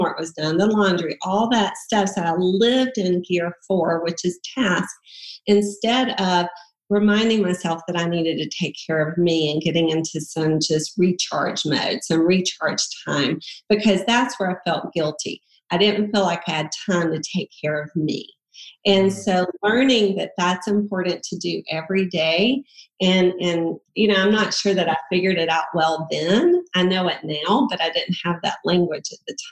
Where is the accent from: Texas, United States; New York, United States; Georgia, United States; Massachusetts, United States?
Georgia, United States; South; moved away as an adult; now in Atlanta, United States; we're from South Georgia